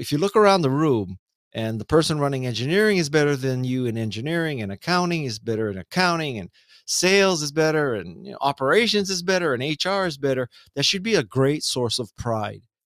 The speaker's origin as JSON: {"language": "English", "town": "Honolulu", "region": "Hawaii", "country": "United States", "moved": "as an adult", "said": "I am from Honolulu, Hawaii, come from a lower middle class family in a lower middle class place"}